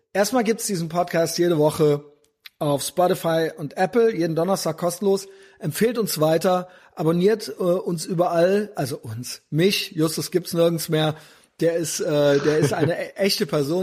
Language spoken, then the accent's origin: German; West Germany, Germany; wir haben als Kinder in Westdeutschland